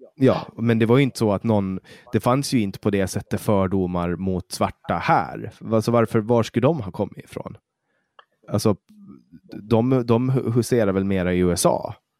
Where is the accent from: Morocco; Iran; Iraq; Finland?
Finland; Åland; moved away as an adult; now in Sweden; Jag är ju finsk medborgare och jag är född och uppvuxen på Åland.